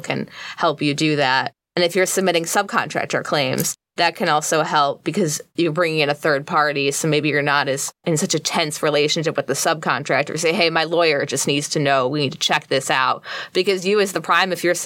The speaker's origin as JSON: {"language": "English", "area": "outside Chicago", "region": "Illinois", "country": "United States", "tie": "born or raised there", "moved": "as an adult", "lives_now": "Washington, D.C., United States", "said": "I grew up outside Chicago"}